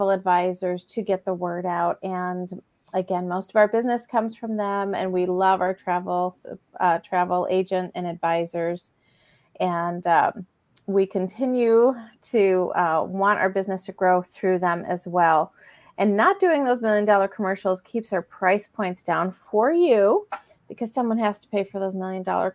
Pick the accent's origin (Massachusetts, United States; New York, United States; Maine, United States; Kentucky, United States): New York, United States; Buffalo; now in Ohio, United States; was born and raised in Buffalo, New York. I live in Ohio now